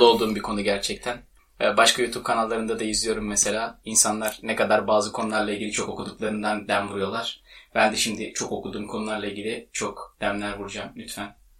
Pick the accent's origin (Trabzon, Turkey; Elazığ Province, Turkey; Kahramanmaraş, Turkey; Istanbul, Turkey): Istanbul, Turkey; İstanbul'un Güzide semtlerinde büyümüş ılık topolu bir insanım ben.